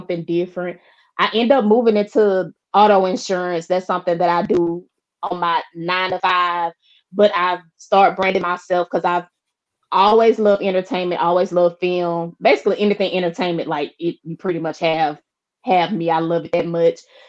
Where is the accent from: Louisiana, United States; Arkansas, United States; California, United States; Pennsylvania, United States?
Louisiana, United States; Shreveport; moved away; the hometown, Shreveport